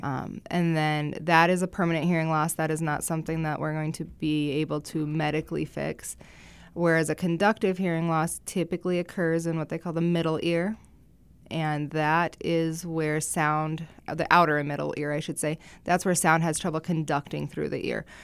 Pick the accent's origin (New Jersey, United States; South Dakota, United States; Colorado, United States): South Dakota, United States; Rapid City; also born or lived in Sioux City, Iowa / Vermillion, South Dakota; I'm born and raised in Rapid City